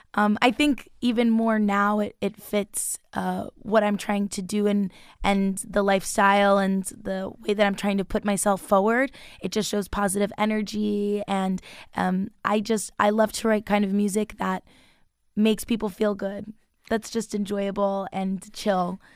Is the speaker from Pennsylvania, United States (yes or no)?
no; Long Island, New York, United States; moved away; I'm from Long Island, so I've been gigging a lot throughout there